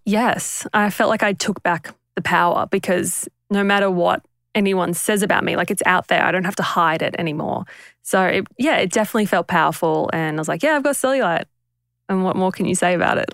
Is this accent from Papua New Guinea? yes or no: yes; Papua New Guinea; moved away; we grew up in Papua New Guinea